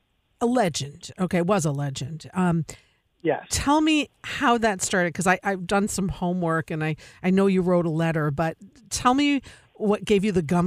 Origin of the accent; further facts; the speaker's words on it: Long Island, New York, United States; I'm from Long Island, too.